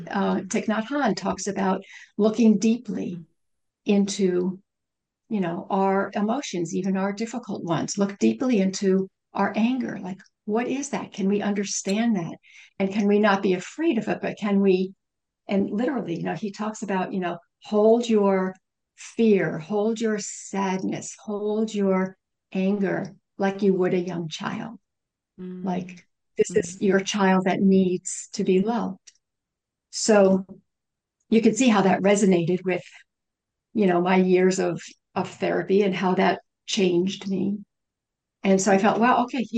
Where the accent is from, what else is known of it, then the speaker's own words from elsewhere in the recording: United States; I am a Western, I'm an American